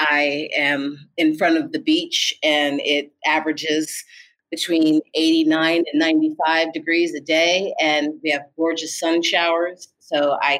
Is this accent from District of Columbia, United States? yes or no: yes; Washington, District of Columbia, United States; also born or lived in New York / New Orleans, Louisiana; So I am originally from the East Coast, Washington, D.C. and New York, but it would be hard for me to say that that's really home.